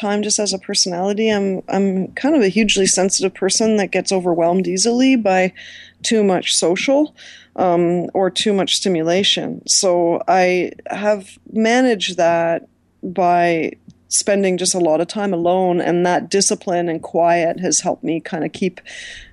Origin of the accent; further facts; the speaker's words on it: Toronto, Ontario, Canada; I grew up in Scarborough